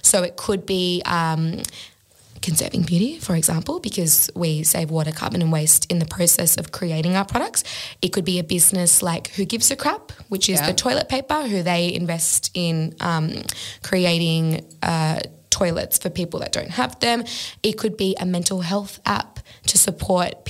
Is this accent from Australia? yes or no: yes; Australia; just being an Australian myself and having an Australian business